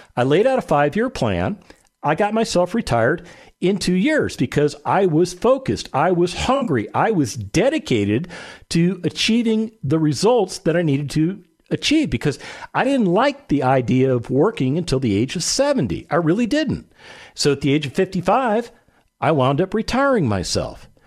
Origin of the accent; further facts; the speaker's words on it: Las Vegas, Nevada, United States; I grew up in Las Vegas, Nevada